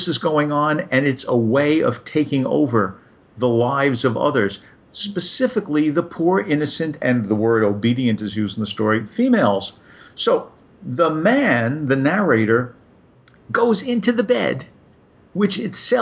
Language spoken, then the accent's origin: English; New York, United States; growing up in New York, the word vignette was most commonly understood by me and my schoolmates